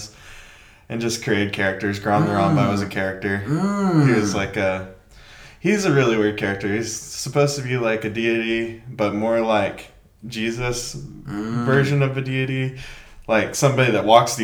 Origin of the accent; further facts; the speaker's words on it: Canyon, Texas, United States; also born or lived in Amarillo, Texas / Austin, Texas / El Paso, Texas / Minnesota; Grew up in Canyon.